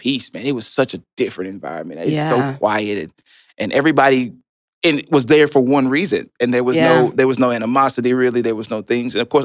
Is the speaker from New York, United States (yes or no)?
no; Chattanooga, Tennessee, United States; also born or lived in California; we moved to Chattanooga, Tennessee. I was born in California. So you can see between 2 and 5, I made it from California to Chattanooga, Tennessee. We lived in low-income housing.